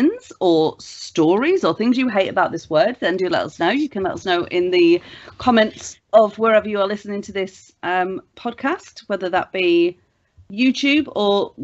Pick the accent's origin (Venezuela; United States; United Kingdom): United Kingdom; Grimsby, Yorkshire and the Humber; I'm from Grimsby. That is Europe's number one fucking largest fishing port